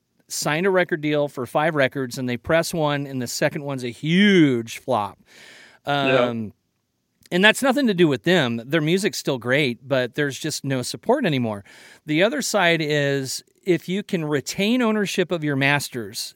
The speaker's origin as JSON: {"language": "English", "region": "Missouri", "country": "United States", "said": "being from Missouri myself"}